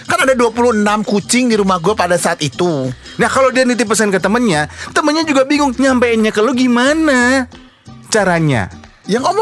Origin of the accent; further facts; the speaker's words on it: Java, Indonesia; kan gue orang Jawa